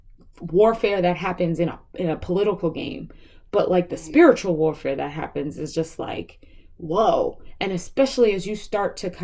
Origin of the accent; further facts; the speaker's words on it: New York City, New York, United States; I was raised in Brooklyn, so we lived in Brooklyn Heights